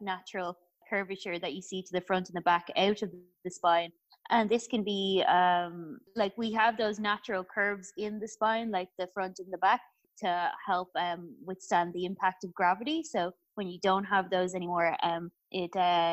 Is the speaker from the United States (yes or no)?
no; Ireland; I'm from Ireland